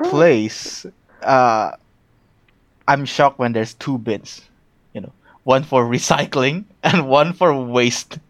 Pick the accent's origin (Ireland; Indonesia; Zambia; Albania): Indonesia; moved away as an adult; now in Melbourne, Australia; my home country, Indonesia